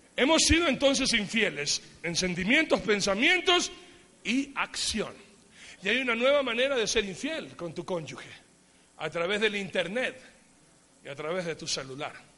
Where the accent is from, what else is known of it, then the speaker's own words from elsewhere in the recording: Ecuador; yo soy bien ecuatoriano, aunque tenga pinta de otra cosa, pero yo soy bien ecuatoriano